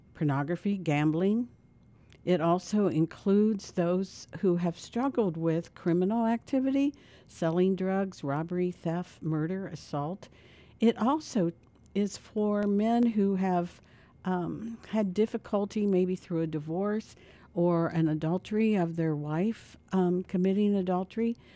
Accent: Dayton, Ohio, United States; we're both from Dayton, Ohio

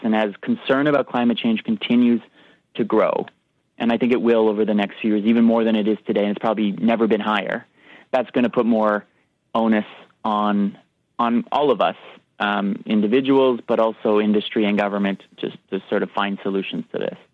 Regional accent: Canada; we're Canadian

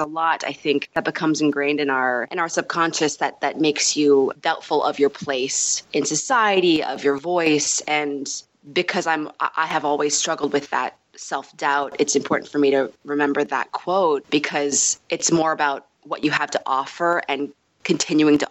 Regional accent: Los Angeles, California, United States; also born or lived in New York; just recently moved back a couple years ago to LA, where I was raised

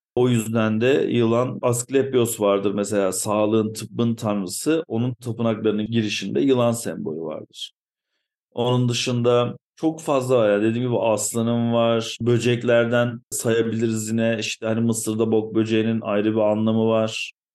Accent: Ankara, Turkey; moved away as an adult; now in Eskişehir, Turkey; ben bir Ankaralıyım.

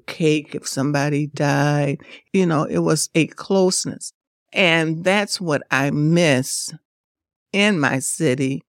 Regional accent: Detroit, Michigan, United States; growing up on Northwest side, we had that. And then when I uh, moved to the east side

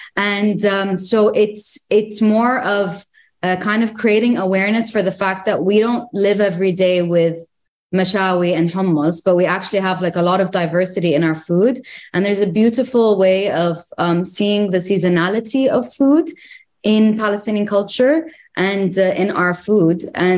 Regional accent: Greece; born there; also born or lived in Jordan / United Arab Emirates / Egypt; So I actually lived in Jordan for only a couple of years. But I lived in the UAE. I was born in Greece. I lived in Egypt. So I feel like I partially identify as Egyptian to some point.

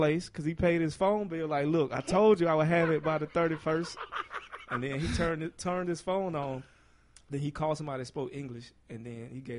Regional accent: the South, United States; As a Southerner, you know what I mean?

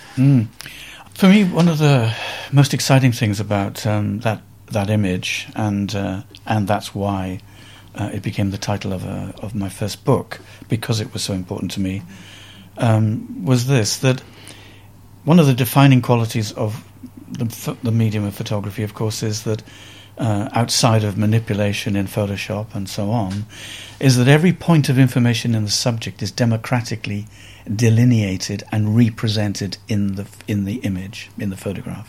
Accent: Cardiff, Wales, United Kingdom; accent: slightly Welsh; moved away as an adult; also born or lived in Manchester / New York; something in my accent um, of being slightly from Wales

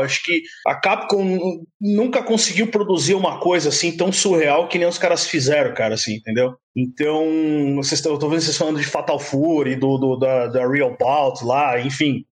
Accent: São Paulo, Brazil; also born or lived in Itaquaquecetuba; Eu nasci na Penha, né, cara? Eu sou da, da Zona Leste aqui de São Paulo

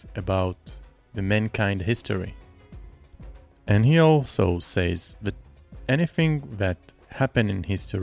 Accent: Nahariya, Northern District, Israel; first language Hebrew; English is a second language; I also grew up in a very small town up in the north of Israel called Nahariya

